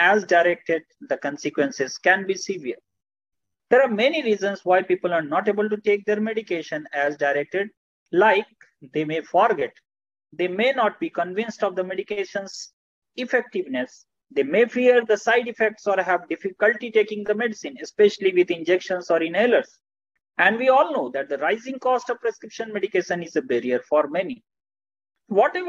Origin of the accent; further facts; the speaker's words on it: Bhagalpur, Bihar, India; I am from Bhagalpur in the state of Bihar